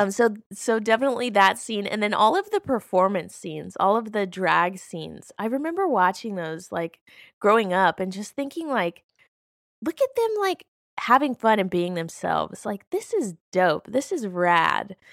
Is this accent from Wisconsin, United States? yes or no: no; Alabama, United States; I grew up in Alabama, uh, which is a very conservative place